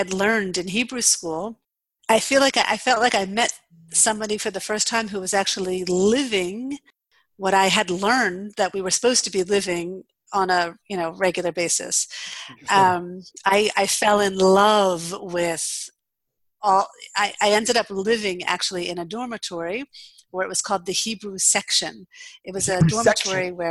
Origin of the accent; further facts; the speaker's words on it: Cherry Hill, New Jersey, United States; moved away as an adult; also born or lived in Boston / California; now in Israel; I am originally from New Jersey, southern New Jersey, a town outside of Philadelphia called Cherry Hill.